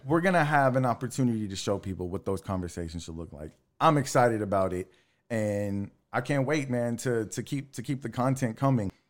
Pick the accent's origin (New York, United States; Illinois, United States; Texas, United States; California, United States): Texas, United States; Texas City; I grew up in Texas City, Lamarck